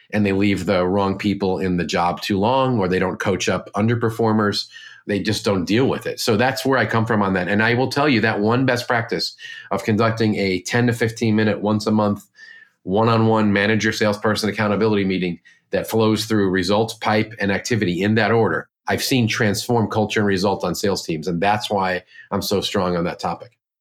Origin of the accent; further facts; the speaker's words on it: Northeast, United States; I'm from the Northeast, like you